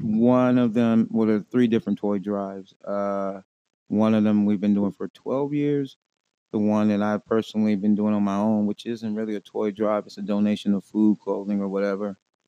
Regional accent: Watts, California, United States; Watts, California.

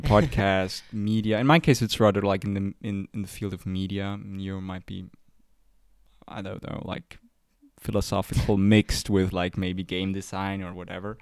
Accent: Zurich, Switzerland; We are r- from Zurich

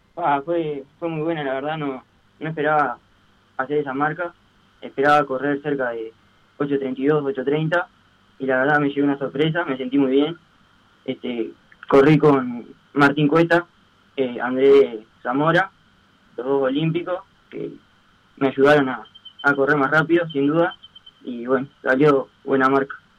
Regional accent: Las Piedras, Canelones, Uruguay; yo soy de Las Piedras

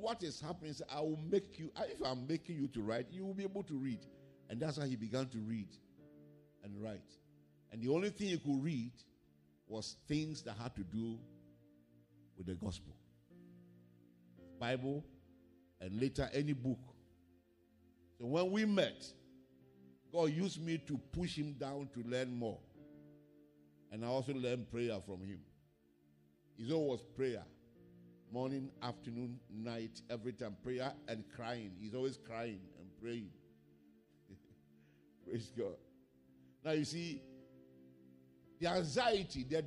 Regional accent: Ghana; my hometown was not in the map of Ghana

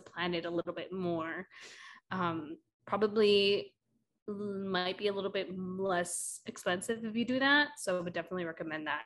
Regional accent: Milwaukee, Wisconsin, United States; also born or lived in Madison / New York City; Milwaukee, where mm. like you know my mom is from or lives, uh, and where I you know spent the majority of my life growing right. up there

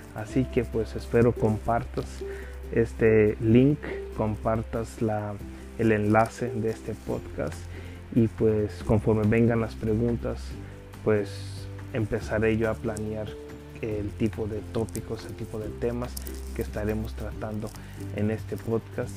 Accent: Los Angeles, California, United States; also born or lived in Mexico; nací en México, pero me crié aquí en Los Ángeles, en Estados Unidos

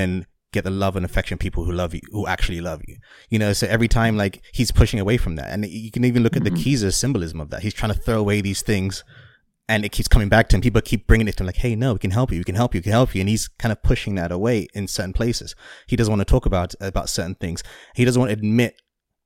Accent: England, United Kingdom; as someone who grew up in England and been around a lot of Irish people

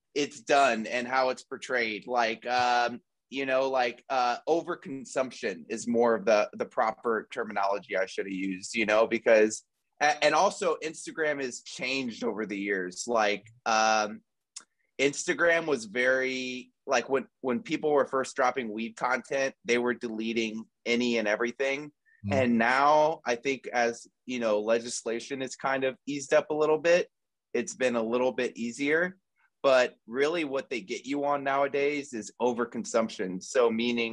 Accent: Houston, Texas, United States; now in Los Angeles, United States; I'm from Houston, Texas, and I currently live

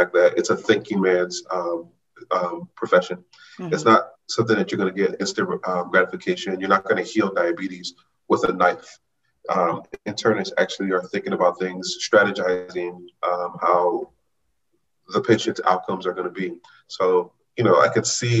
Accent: Los Angeles, California, United States; moved away as an adult; also born or lived in Washington, District of Columbia, United States / Chicago / Baltimore; I'm from Los Angeles

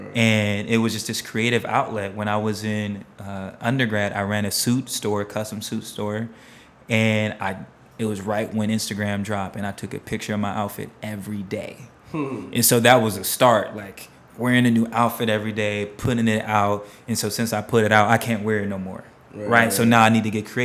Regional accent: Cleveland, Ohio, United States; moved away as an adult; also born or lived in Columbus, Ohio; now in New York, United States; I'm originally from Cleveland, Ohio

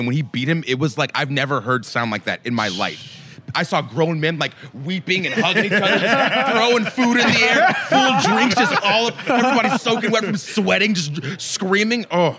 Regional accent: Atlanta, Georgia, United States; So I grew up in Atlanta

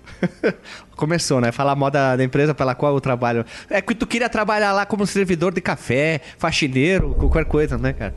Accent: Caxias do Sul, Rio Grande do Sul, Brazil; eu sou aqui do Uruguai do Norte, conhecido como Rio Grande do Sul, mais precisamente da cidade de Caxias do Sul

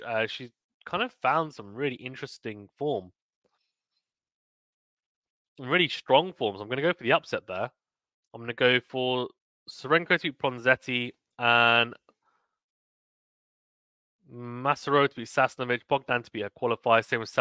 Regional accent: United Kingdom; I'm a Brit

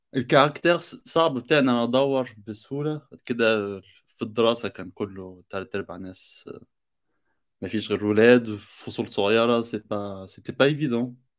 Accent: Egypt; now in France; انا مصري

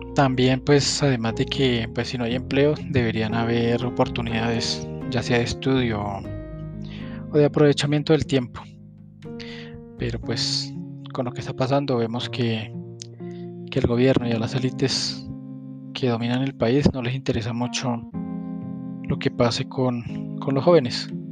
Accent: Colombia; como colombiano

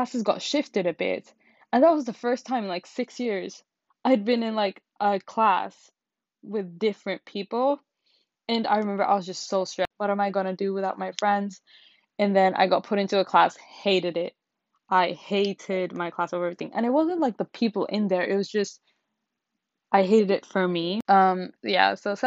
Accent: Finland; I was born and raised in Finland. I have never lived anywhere else except Finland

